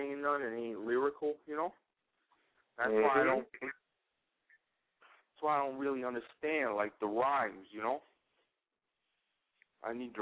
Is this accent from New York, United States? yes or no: yes; New York City, New York, United States; moved away; I'm from Brooklyn originally, you know, and us Brooklyn MCs